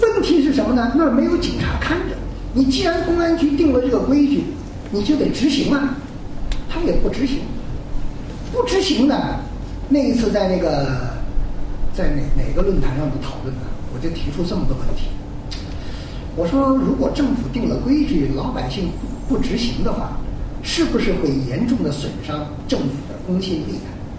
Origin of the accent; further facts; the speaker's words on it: China; 我跟中国人一样，都，我是中国人嘛